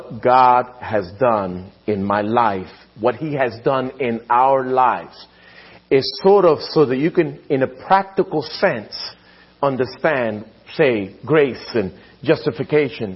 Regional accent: Philadelphia, Pennsylvania, United States; growing up in Philadelphia, my mom would often talk about the Scriptures.

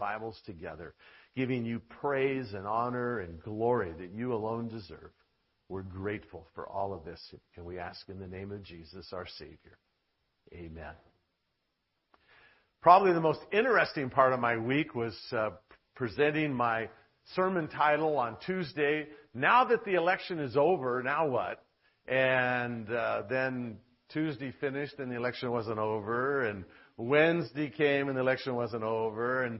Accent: Long Beach, California, United States; one of my friends I grew up with in the Long Beach Church

